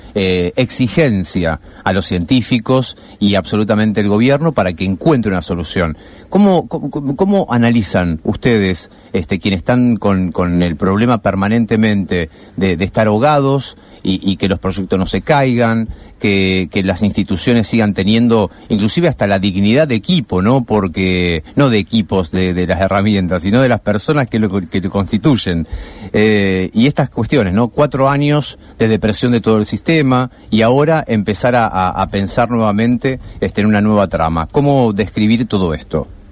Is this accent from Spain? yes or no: no; Argentina; como pueblo argentino